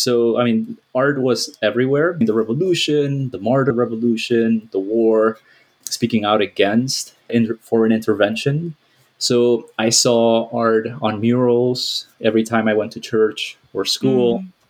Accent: Miami, Florida, United States; I came to this country when I was 9 years old, undocumented, to the Tijuana border. And I grew up in Miami, where I went to school

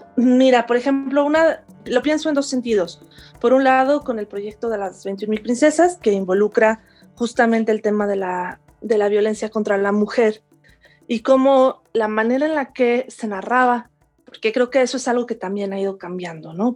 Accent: León, Guanajuato, Mexico; also born or lived in Spain / Mexico City; now in Cuernavaca, Mexico; yo me, me crié, nací y me crié en León, Guanajuato

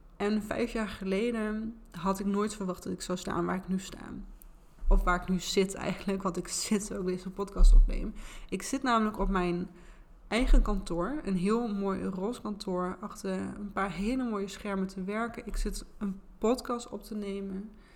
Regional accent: Enschede, Overijssel, Netherlands; accent: Gooise R; Ik ben geboren en getogen in Enschede. En dat is waarschijnlijk ook wel een beetje te horen aan mijn accent.

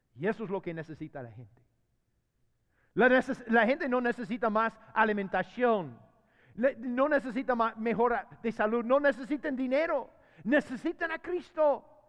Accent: United States; Spanish is a second language; moved away as an adult; now in Honduras; yo tengo veinte años de vivir en Honduras. veinte años. Y fíjese que, mira, todavía soy gringo

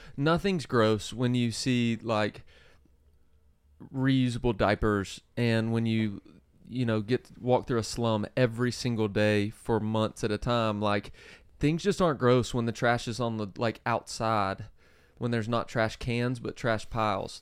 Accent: South Georgia, United States; I grew up in South Georgia

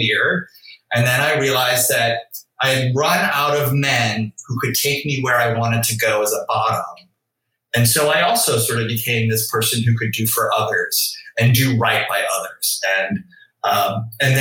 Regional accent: New Orleans, Louisiana, United States; I grew up in New Orleans

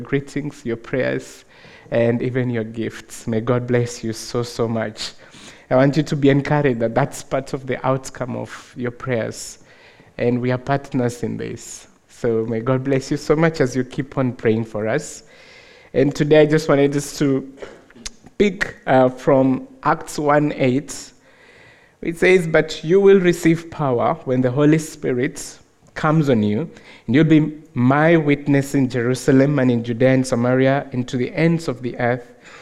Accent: Nairobi, Kenya; I'm from Africa, of course, from Kenya, Nairobi.

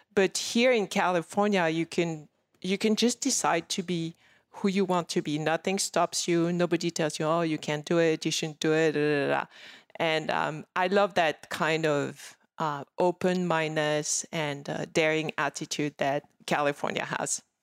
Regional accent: Paris, Île-de-France, France; English is a second language; moved away as an adult; now in Los Angeles, United States; I grew up in Paris

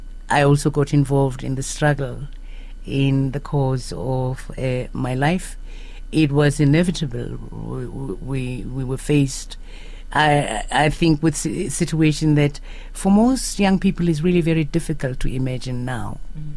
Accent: Soweto, Gauteng, South Africa; I am a child of Soweto. I grew up in Soweto during the times of apartheid.

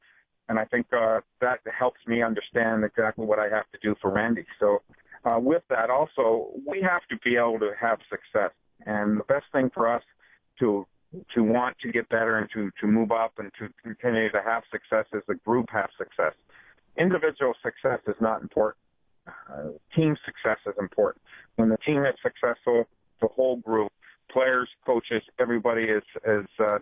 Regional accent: Ontario, Canada; moved away; I grew up in Ontario

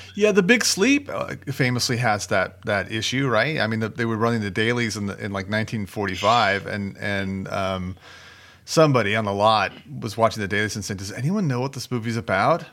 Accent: United States; I'm American

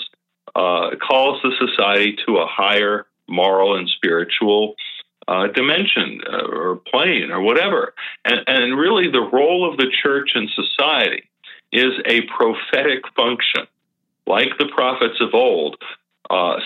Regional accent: Thousand Oaks, California, United States; my hometown about a mile from where I used to live for many, many years at the borderline here in Thousand Oaks, California

